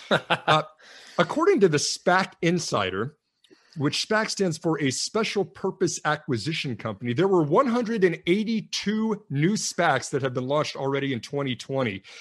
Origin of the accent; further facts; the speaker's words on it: New Orleans, Louisiana, United States; now in Houston, United States; I grew up in New Orleans as a kid